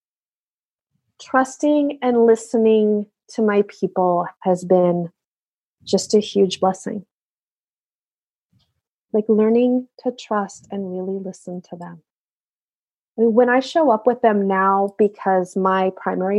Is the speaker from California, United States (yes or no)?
yes; California, United States; I grew up in California, where they've also had awful fires